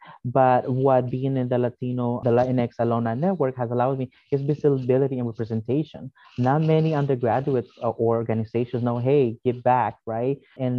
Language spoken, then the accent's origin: English; El Salvador; born there; For example, I was born in El Salvador.